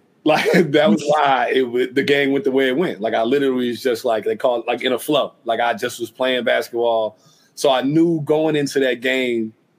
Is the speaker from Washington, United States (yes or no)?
no; Utah, United States; I come from Utah.